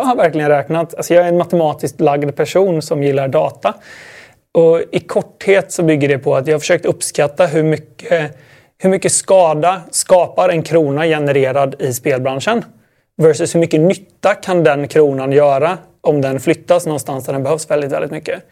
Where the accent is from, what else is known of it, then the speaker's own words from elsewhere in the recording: Sweden; Det var nog bara jag som var svensk.